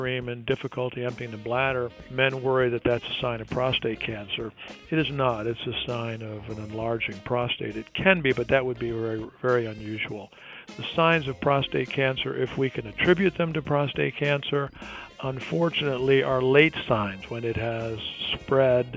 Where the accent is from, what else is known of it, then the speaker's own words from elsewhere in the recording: Detroit, Michigan, United States; moved away as an adult; also born or lived in Ireland; now in Houston, United States; I was actually born in Ireland, moved to Detroit when I was 8 years old.